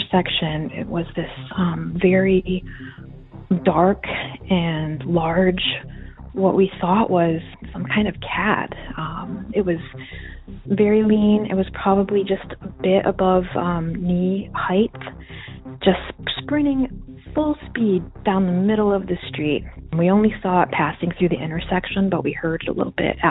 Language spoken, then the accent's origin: English; Chautauqua County, New York, United States; I grew up in Chautauqua County, which is in New York State, about 20 miles from the Pennsylvania border